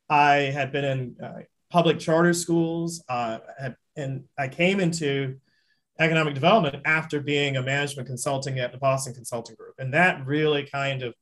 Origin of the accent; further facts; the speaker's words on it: the South, United States; I loved Louisiana. I'm a Southerner.